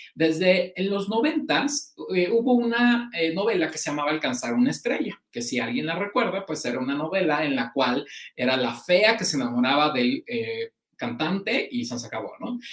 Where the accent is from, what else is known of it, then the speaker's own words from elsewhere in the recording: Mexico; como público mexicano